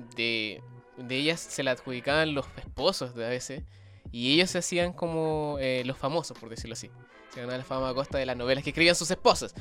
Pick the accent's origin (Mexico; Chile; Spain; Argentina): Chile; en Chile, nuestro paisito